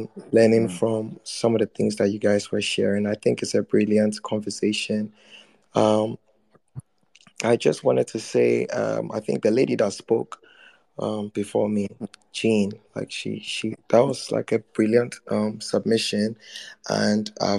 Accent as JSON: {"language": "English", "country": "Ghana", "said": "I'm still Ghanaian"}